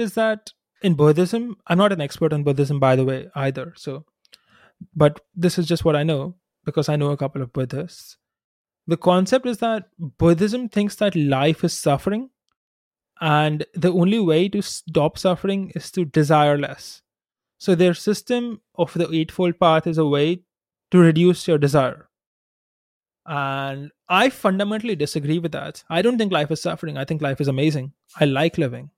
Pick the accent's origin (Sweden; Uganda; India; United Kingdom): India; growing up in India